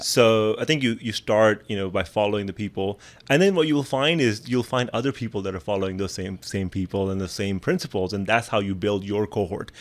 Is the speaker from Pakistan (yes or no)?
yes; Pakistan; moved away; I come from Pakistan